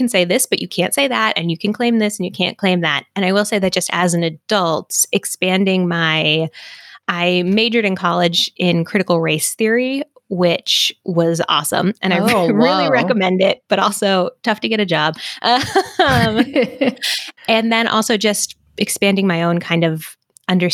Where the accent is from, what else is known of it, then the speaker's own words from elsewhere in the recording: Massachusetts, United States; moved away; I'm from Massachusetts originally